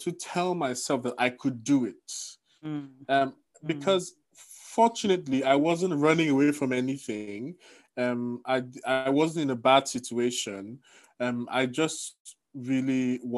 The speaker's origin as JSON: {"language": "English", "country": "Nigeria", "moved": "as an adult", "lives_now": "Tokyo, Japan", "said": "I am also from Nigeria"}